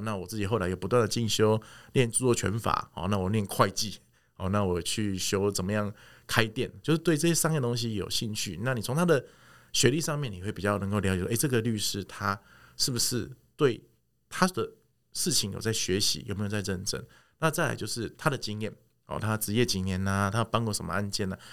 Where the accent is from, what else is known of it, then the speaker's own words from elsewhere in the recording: Taiwan; 我们台湾人喜欢的东西是看得到的